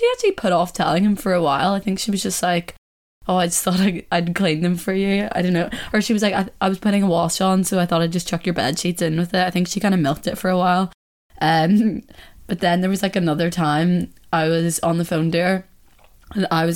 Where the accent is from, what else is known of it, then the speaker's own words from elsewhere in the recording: Ireland; accent: Irish; my Irish accent